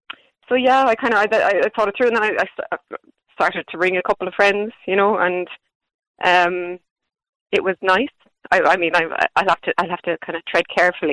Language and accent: English; Ireland; us as Irish people